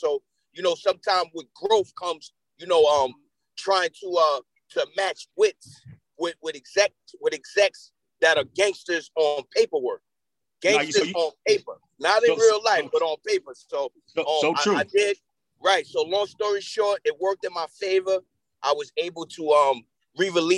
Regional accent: Yonkers, New York, United States; also born or lived in Mount Vernon, New York; I grew up in Yonkers, New York

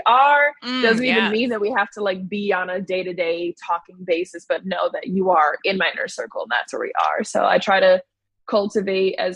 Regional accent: Chicago, Illinois, United States; Born in Chicago, then moved to the suburbs

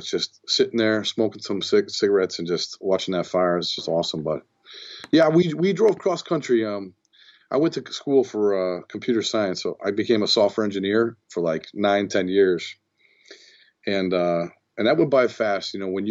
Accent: Middletown, Connecticut, United States; we grew up in Middletown, Connecticut, and there's a university here, Wesleyan University

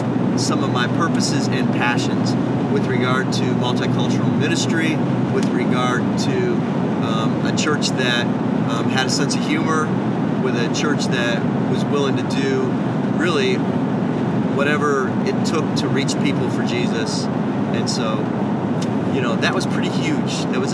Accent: Cleveland, Ohio, United States; I was living in the Cleveland, Ohio area in my hometown

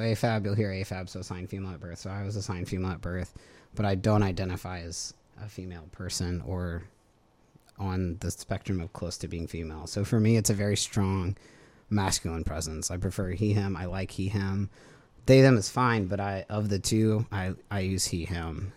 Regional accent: Baton Rouge, Louisiana, United States; also born or lived in New Orleans; I'm from Louisiana in general. I grew up in Baton Rouge

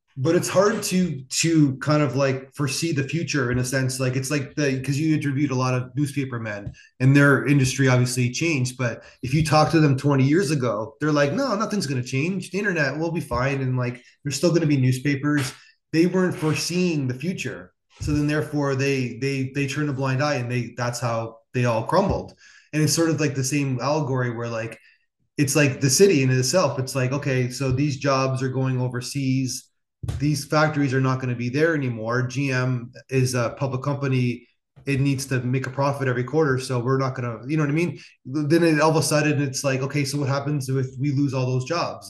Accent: Niagara Falls, New York, United States; I'm from Niagara Falls, so so I saw in the 90s and 2000s these cities crumbling

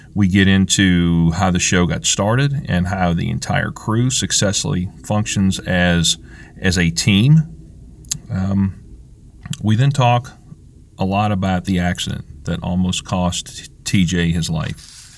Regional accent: South Louisiana, United States; we grew up in South Louisiana

